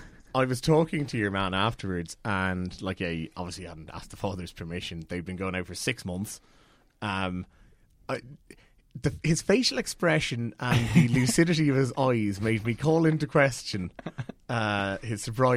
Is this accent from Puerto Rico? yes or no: no; Cork, Munster, Ireland; I'm from Cork